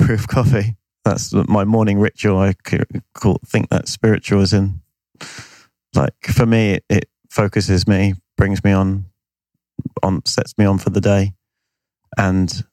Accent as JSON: {"language": "English", "country": "United Kingdom", "said": "I'm British"}